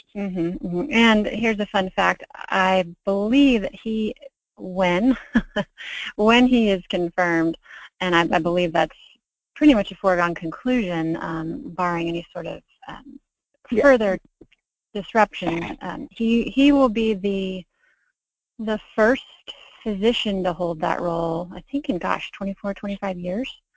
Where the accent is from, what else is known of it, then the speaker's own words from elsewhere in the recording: Snellville, Georgia, United States; also born or lived in Pensacola, Florida / Athens, Georgia; I was born in Pensacola, Florida, and I was raised in the Atlanta suburbs of Stone Mountain and Snellville.